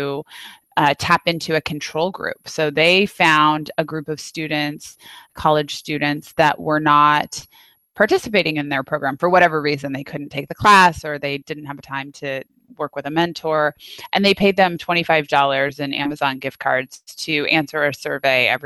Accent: Napa, California, United States; I grew up in Napa where it's not. Wasn't a fancy town when I grew up there

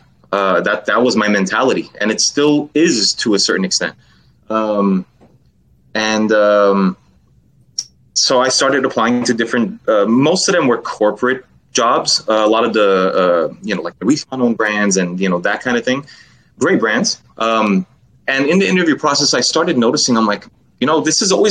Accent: Los Angeles, California, United States; I was born and raised. I grew up in Los Angeles.

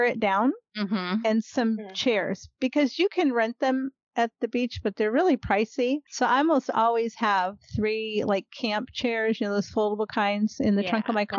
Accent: Ohio, United States; moved away as an adult; now in Texas, United States; I grew up on Lake Erie.

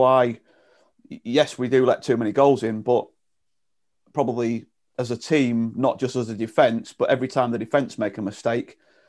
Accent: Grimsby, Yorkshire and the Humber, United Kingdom; I'm from Grimsby.

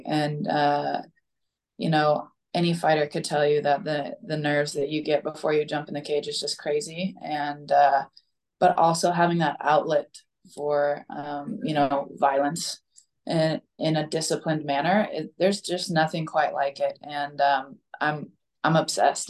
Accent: Boise, Idaho, United States; It was in my hometown, right? It's in Boise, Idaho.

